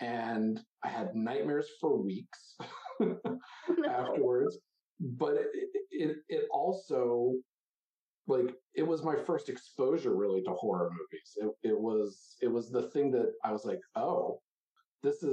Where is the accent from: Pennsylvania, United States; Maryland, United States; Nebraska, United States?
Maryland, United States; Maryland outside of Baltimore, United States; I grew up in Maryland outside of Baltimore